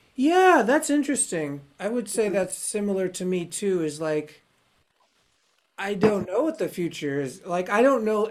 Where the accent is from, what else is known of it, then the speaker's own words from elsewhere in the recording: United States; being an American